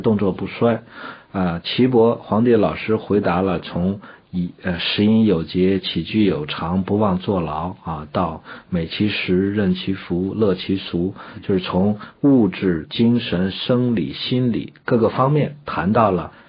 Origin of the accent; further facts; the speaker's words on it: China; 我们身为中国人，整天说自个儿是中华人民共和国公民